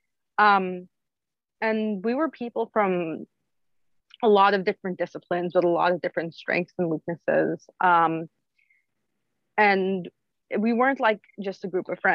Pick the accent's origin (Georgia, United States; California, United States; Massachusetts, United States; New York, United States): New York, United States; also born or lived in Bay Area; I grew up in New York. I missed it. And I moved back.